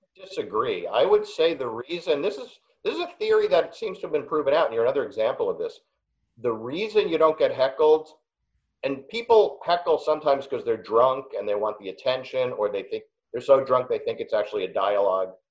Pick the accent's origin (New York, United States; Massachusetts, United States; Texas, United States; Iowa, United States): New York, United States; New York City; I'm from Queens and I went to Wharton